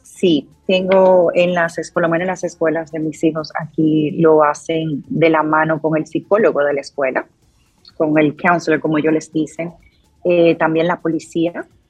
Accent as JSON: {"language": "Spanish", "country": "Dominican Republic", "moved": "yes", "said": "yo como dominicana"}